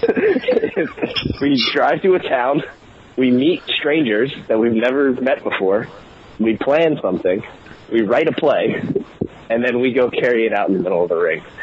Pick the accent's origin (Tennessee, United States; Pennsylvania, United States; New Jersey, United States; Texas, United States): Pennsylvania, United States; Philadelphia; we had people from New England, I'm from Philadelphia, someone from New York, and then someone from Germany, all coming together